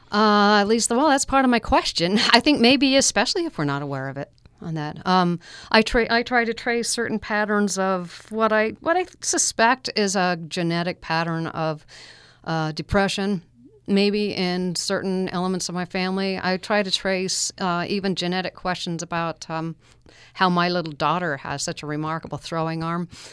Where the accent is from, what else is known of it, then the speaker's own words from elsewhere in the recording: Alpine, Utah, United States; I grew up in Alpine